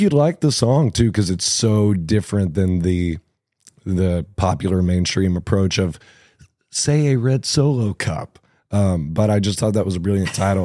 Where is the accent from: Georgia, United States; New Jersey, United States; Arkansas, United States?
Arkansas, United States; Cabot; moved away as an adult; also born or lived in Indianapolis; I grew up in Cabot, Arkansas, and I lived there for the first twenty years of my life